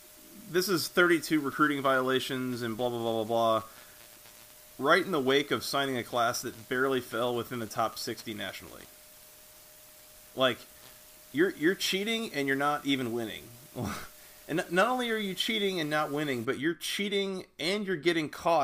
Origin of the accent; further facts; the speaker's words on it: Atlanta, Georgia, United States; I'm from the South. I'm from Atlanta